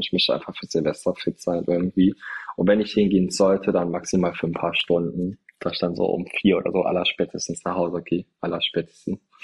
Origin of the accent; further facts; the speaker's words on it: Trier, Rhineland-Palatinate, Germany; now in Berlin, Germany; da wo ich herkomme